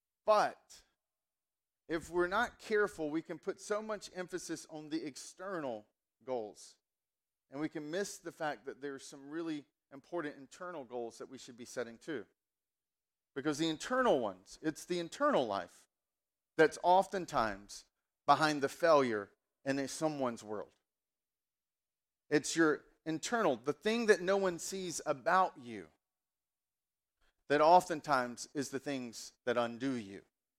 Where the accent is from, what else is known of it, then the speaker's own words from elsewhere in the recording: the South, United States; accent: Southern; So I grew up in the South, and so kind of we've got, like, I grew up, my accent was very much honey boo boo.